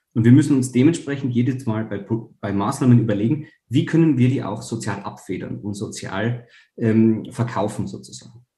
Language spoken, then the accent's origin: German; Tyrol, Austria; in meinem eigenen Bundesland, wo ich herkomme, in Tirol